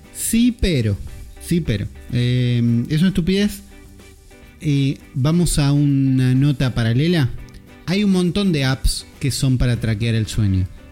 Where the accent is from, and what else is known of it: Argentina